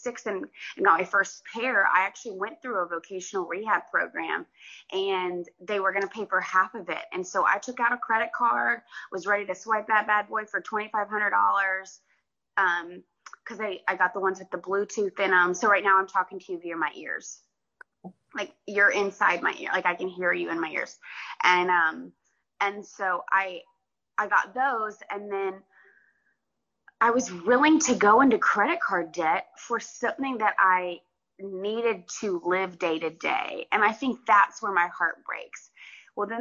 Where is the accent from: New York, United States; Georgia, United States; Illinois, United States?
Georgia, United States; I grew up in Georgia